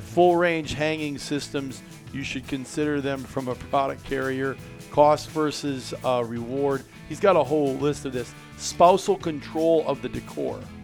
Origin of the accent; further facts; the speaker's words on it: Iowa, United States; When I was a kid growing up in Iowa